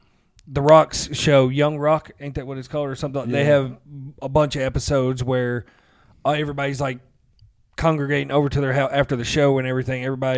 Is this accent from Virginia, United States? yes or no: no; Nashville, Tennessee, United States; We are from Nashville, Tennessee